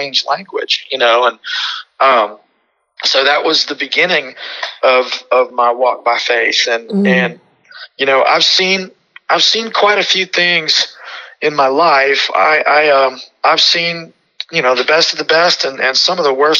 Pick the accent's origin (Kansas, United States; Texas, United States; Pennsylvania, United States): Texas, United States; Houston; also born or lived in California; I was born in Houston, Texas on June 18th of 1983 at Texas Women's Hospital on Fannin Road